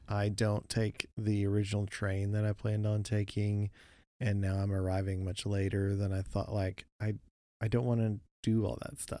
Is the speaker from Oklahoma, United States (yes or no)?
yes; Oklahoma, United States; we grew up in Oklahoma